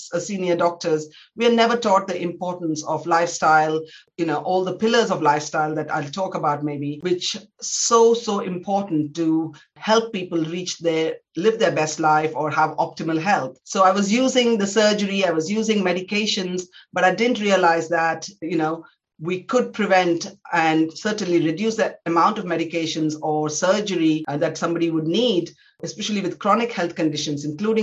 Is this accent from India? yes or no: yes; India; moved away as an adult; now in United Kingdom; I was born in India. I trained in some of the top medical institutions in India